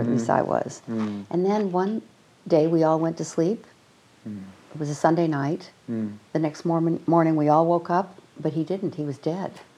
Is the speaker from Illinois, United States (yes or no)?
yes; Evanston, Illinois, United States; we grew up in Evanston, Illinois, mm-hmm. outside of Chicago